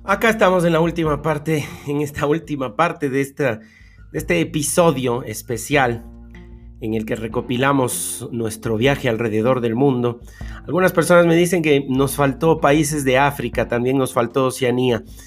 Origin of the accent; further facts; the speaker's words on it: Argentina; now in China; soy en Argentina viviendo en China